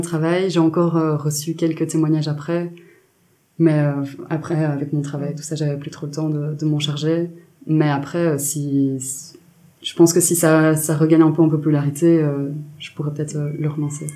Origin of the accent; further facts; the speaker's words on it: Belgium; je suis journaliste indépendante féministe belge